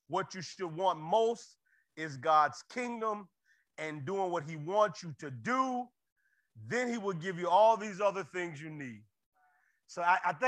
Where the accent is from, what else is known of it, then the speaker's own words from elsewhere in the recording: Florida, United States; I'm from Florida